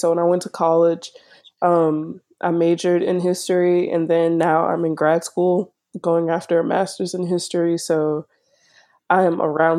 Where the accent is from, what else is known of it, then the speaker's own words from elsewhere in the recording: New Orleans, Louisiana, United States; I am from New Orleans, Louisiana originally, and I still live in Louisiana because of school.